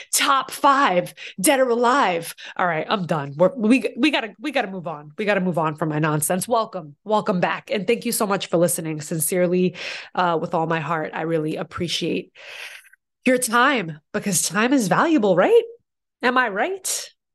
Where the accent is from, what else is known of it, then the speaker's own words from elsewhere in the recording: Boston, Massachusetts, United States; now in New York, United States; I'm from Boston originally, so when I first moved to New York